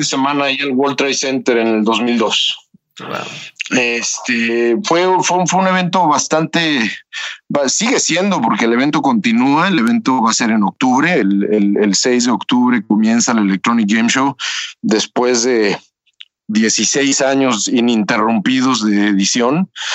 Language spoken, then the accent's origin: Spanish; Toluca, State of Mexico, Mexico; moved away as an adult; now in Silicon Valley, United States; Yo soy de Toluca